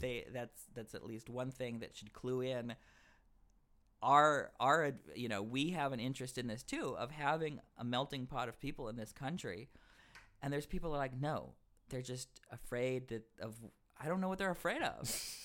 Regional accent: the South, United States; I'm from the South as well

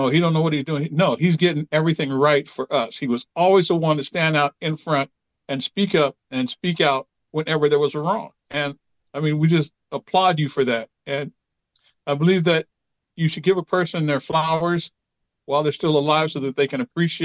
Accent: Seattle, Washington, United States; born and raised in Seattle, not far from where the lodge is

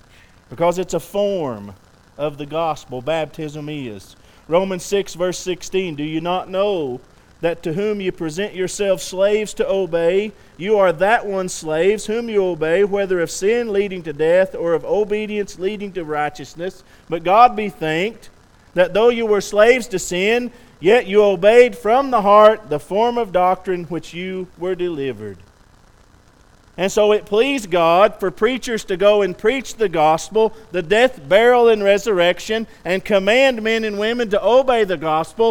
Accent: West Texas, United States; I'm from West Texas.

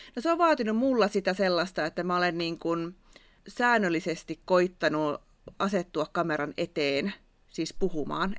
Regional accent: Savo, Finland; accent: Savo dialect; mun Savon murre kuuluu välillä mun puheessa

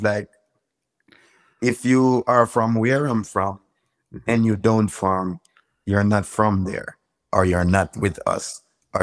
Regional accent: Manchester Parish, Jamaica; I was born and raised in a parish called Manchester

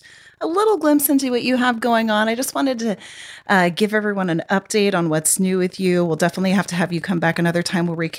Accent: Texas, United States; I grew up in Texas

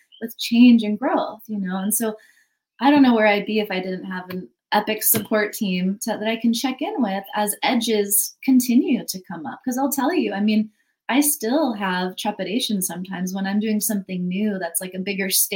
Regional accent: United States; I grew up in America, you know, it's very capitalist conditioning

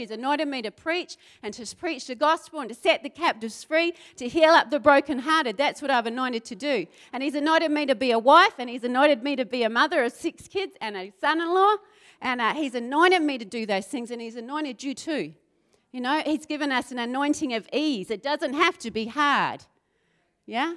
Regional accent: South Island of New Zealand, New Zealand; moved away; I grew up in the South Island of New Zealand

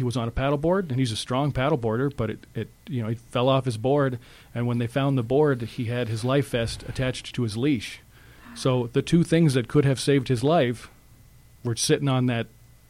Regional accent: California, United States; No, yeah, I'm a transplant from Southern California, and I didn't think about it.

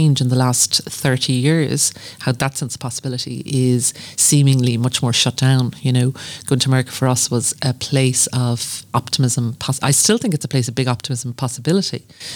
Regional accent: Skibbereen, Munster, Ireland; moved away as an adult; now in Cork, Ireland; growing up in West Cork

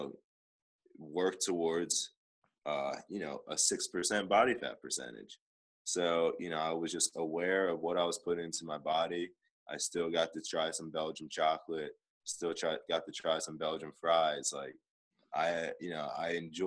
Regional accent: Oxford, Pennsylvania, United States; moved away as an adult; now in Los Angeles, United States; my hometown of Oxford

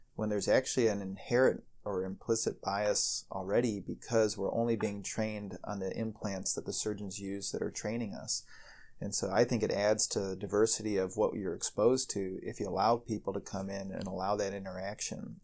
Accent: Ohio, United States; moved away as an adult; now in Chicago, United States; I, I, grew up in Ohio

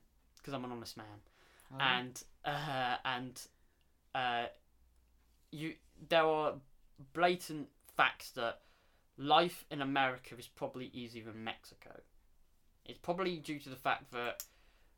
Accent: England, United Kingdom; I'm English

